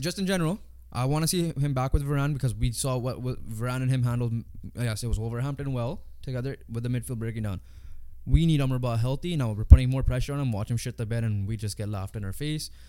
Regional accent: Canada; 'cause we're Canadian

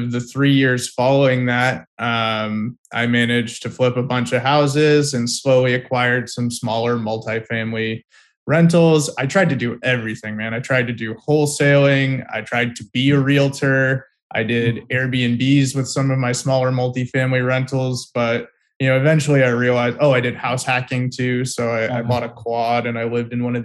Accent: California, United States; moved away as an adult; also born or lived in Tel Aviv, Israel; I grew up in California.

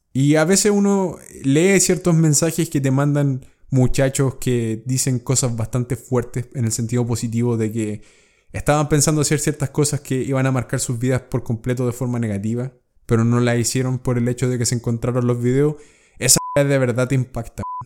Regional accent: Chile; Cuando viajé por primera vez a Estados Unidos y salí de Chile

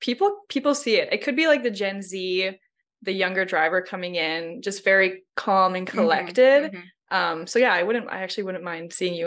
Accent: Canada; We know that you are like Lithuanian American. We're Canadian.

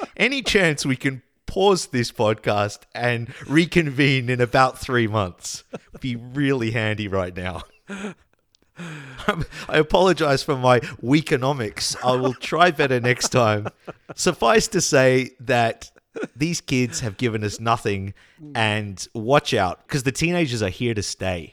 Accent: Australia; also born or lived in Denmark / Poland; as an Australian slash Dane

